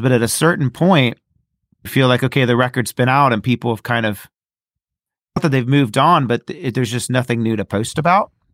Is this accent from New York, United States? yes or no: no; Ohio, United States; I'm from Ohio